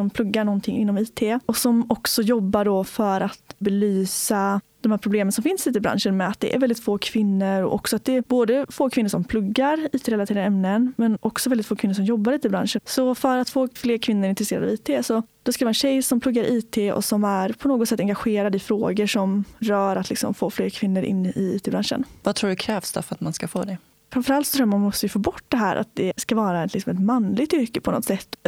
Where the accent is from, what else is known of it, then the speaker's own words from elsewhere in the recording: Öckerö, Västra Götaland, Sweden; Jag kommer från en liten ö i Göteborgs skärgård som heter Öckerö. Och Öckerö kommun är tio öar och där bor det väl sammanlagt upp 12 000 pers tror jag. Så det är ganska litet.